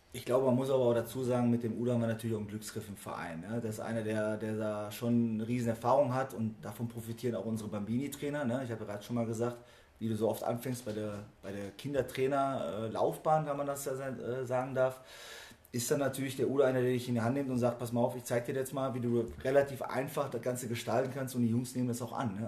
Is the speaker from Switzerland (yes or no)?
no; area of Malgrat de Mar, Catalonia, Spain; moved away; das liegt für mich auch natürlich relativ nah aufgrund der Herkunft. Also ich bin aus der Ecke.